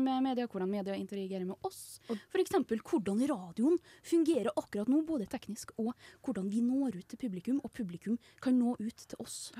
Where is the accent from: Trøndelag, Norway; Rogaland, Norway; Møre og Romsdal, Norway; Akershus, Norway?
Trøndelag, Norway; Fosen; moved away as an adult; now in Trondheim, Norway; Jeg er jo fra Nei. Fosen, så rett utafor uh, Trondheim.